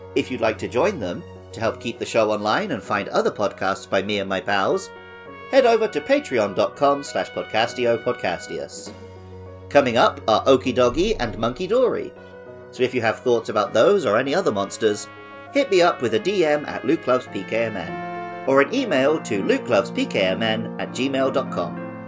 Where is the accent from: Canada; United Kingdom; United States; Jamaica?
United Kingdom; England; my home country of England